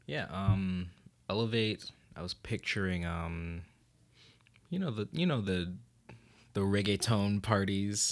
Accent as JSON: {"language": "English", "town": "Rochester", "region": "New York", "country": "United States", "said": "I'm originally from Rochester"}